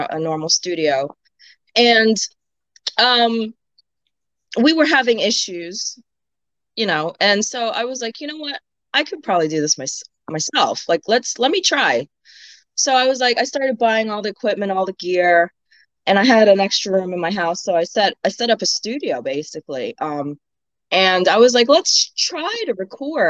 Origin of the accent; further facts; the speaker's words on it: Maryland, United States; now in Houston, United States; I'm from Maryland originally. Well, I'm a Maryland girl